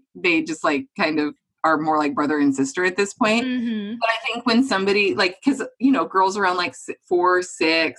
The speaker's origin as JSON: {"language": "English", "region": "Western Montana", "country": "United States", "moved": "as an adult", "lives_now": "Oregon, United States", "said": "I'm from Western Montana and I love visiting home"}